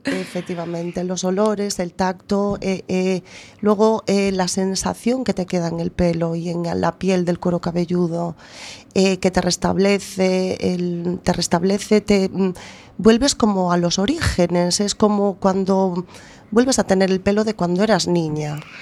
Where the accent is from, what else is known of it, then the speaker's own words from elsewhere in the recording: A Coruña, Galicia, Spain; also born or lived in Boimorto; nací en Coruña, estuve mis primeros tres años en Boimorto, mi, mi, mi, pueblo materno.